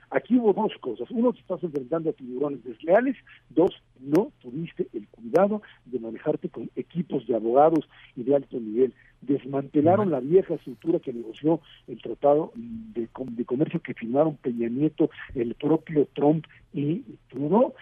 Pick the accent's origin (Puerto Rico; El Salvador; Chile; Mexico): Mexico